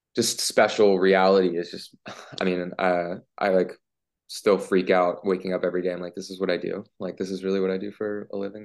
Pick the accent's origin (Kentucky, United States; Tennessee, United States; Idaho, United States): Tennessee, United States; Memphis; growing up in Memphis